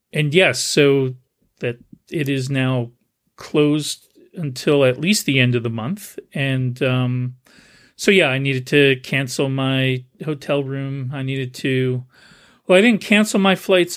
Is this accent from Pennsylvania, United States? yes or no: no; New Jersey, United States; now in San Jose, United States; where I grew up in New Jersey